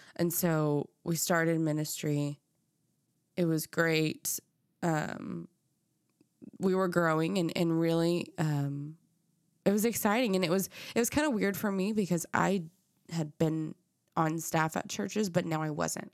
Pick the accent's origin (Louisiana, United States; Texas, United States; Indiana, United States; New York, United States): Texas, United States; Dallas; I grew up in Dallas. I grew up in North Dallas in McKinney in the suburbs